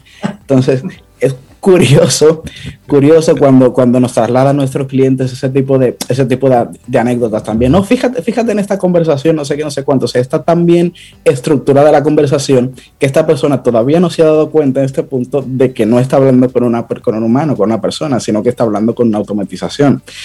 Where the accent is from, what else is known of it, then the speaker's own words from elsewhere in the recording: Dominican Republic; nosotros los dominicanos